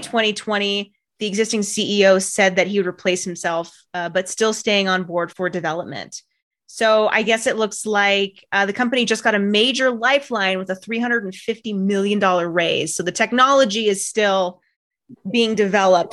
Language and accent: English; Bay Area, California, United States; I grew up in the Bay Area